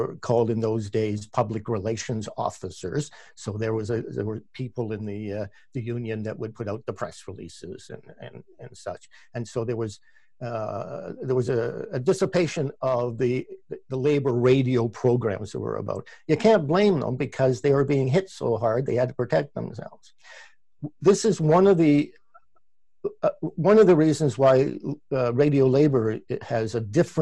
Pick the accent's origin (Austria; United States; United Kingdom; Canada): Canada; accent: Canadian; my Canadian accent